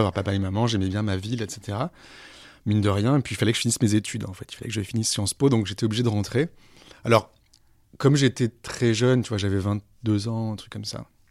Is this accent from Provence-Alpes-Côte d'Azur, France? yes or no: yes; Aix-en-Provence, Provence-Alpes-Côte d'Azur, France; moved away as an adult; also born or lived in Senegal; now in Paris, France; ma ville natale, Aix-en-Provence